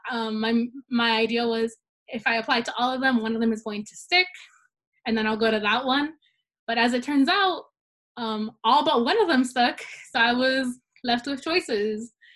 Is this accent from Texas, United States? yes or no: no; Salinas, California, United States; I was born and raised in Salinas